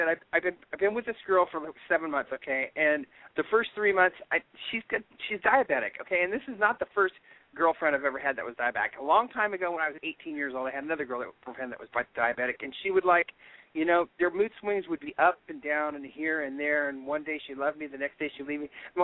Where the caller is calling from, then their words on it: San Francisco, California, United States; I'm calling from San Francisco.